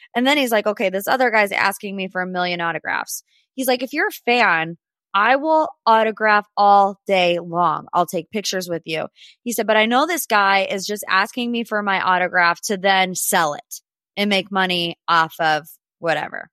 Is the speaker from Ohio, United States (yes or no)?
yes; Cleveland, Ohio, United States; my hometown